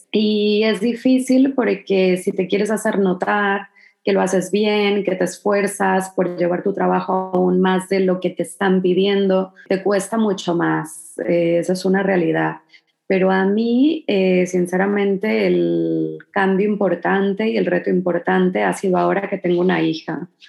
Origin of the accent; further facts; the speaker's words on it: Mexico; Mira, yo creo que más que como mexicana, yo creo que sería el hecho de ser mujer.